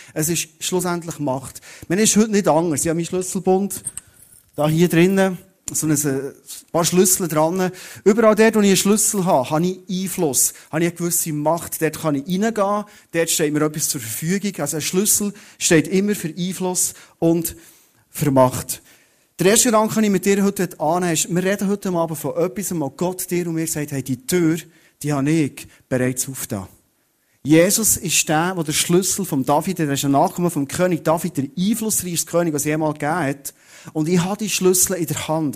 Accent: Thun, Bern, Switzerland; ich komme aus Thun

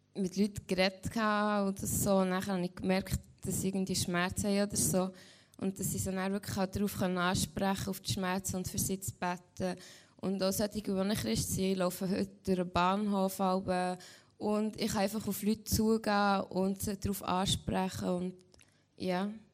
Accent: Lengnau, Switzerland; also born or lived in Caribbean; ich komme von Lengnau, ich bin 16 und gehe jetzt 10. Schuljahr.

